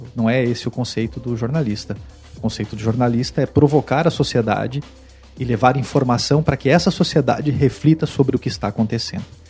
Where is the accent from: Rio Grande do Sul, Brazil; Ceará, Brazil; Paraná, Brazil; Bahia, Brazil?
Rio Grande do Sul, Brazil; also born or lived in Mato Grosso / Mato Grosso do Sul / Pernambuco / São Paulo; now in Fortaleza, Brazil; Eu sou natural do Rio Grande do Sul, saí do Rio Grande do Sul ah, em 1994